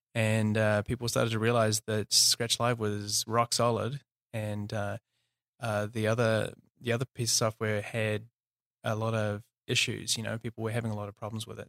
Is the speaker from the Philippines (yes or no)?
no; New Zealand; also born or lived in South Africa / Australia / Auckland, New Zealand; I'm from New Zealand, uh, born and raised.